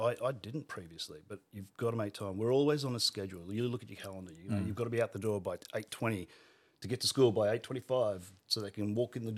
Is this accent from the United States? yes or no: no; Alice Springs, Northern Territory, Australia; also born or lived in Riverina, New South Wales; we were in the Riverina for primary school. And then I grew up in Alice Springs for all my high school years.